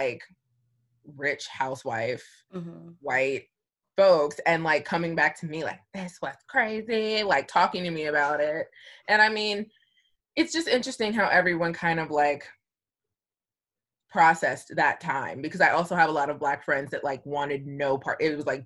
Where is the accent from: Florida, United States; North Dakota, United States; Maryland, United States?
Maryland, United States; Columbia; I grew up in Columbia, Maryland, and it's a melting pot